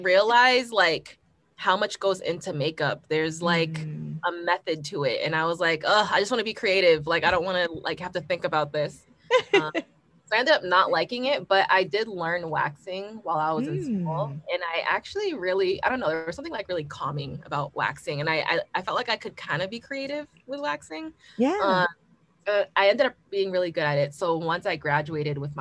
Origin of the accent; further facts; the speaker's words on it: Boston, Massachusetts, United States; moved away as an adult; also born or lived in Los Angeles; I'm from Boston